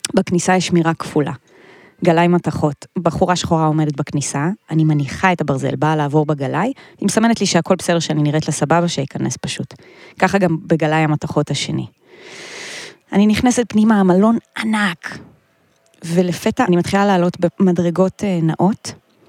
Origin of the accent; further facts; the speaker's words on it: a small village in northern Israel, Israel; גדלתי בכפר קטן, יפהפה בצפון ישראל